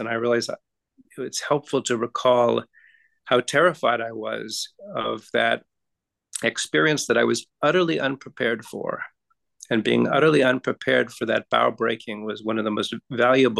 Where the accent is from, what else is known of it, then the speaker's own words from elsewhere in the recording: Massachusetts, United States; as a boy, I grew up in Massachusetts